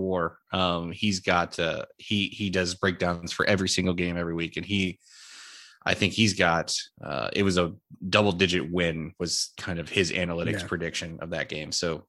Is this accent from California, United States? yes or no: no; Houston, Texas, United States; We have East Carolina heading to my hometown of Houston, Texas, to face off against the Houston Cougars.